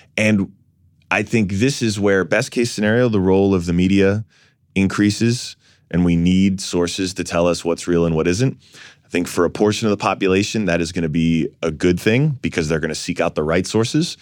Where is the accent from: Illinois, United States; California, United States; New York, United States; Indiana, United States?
New York, United States; New York City; I was born in Fort Greene